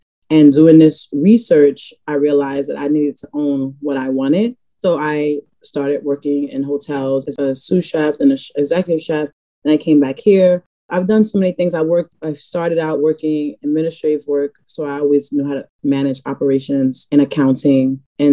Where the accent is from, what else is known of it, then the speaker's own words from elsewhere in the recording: New York City, New York, United States; moved away as an adult; now in Brooklyn, United States; I'm from the Bronx, not being a transplant, even though I live in Brooklyn, I'm from the Bronx